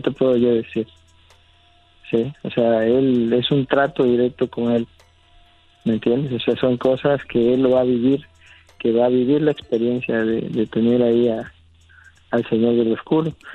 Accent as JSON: {"language": "Spanish", "town": "San Andrés Tuxtla", "region": "Veracruz", "country": "Mexico", "also_born_or_lived": "Catemaco, Veracruz", "said": "nosotros somos de San Andrés de los Tuxlas, San Andrés de los Tuxtlas, aquí en Catemaco, Veracruz."}